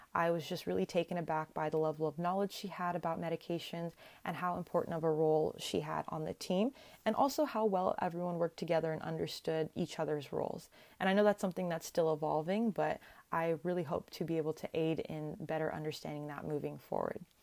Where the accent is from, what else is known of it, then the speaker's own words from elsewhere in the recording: Sacramento, California, United States; also born or lived in Berkeley, California / San Francisco, California; I was born and raised in the Sacramento-ish area